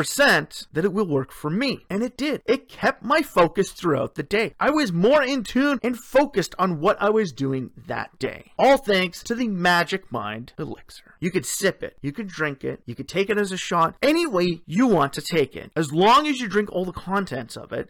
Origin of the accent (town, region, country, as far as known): Sudbury, Ontario, Canada; born or raised there